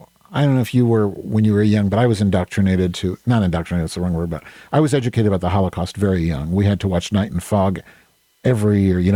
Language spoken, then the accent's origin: English; Evanston, Illinois, United States; born there; That's in Evanston, right near me. My sister lives there. I was born in Evanston.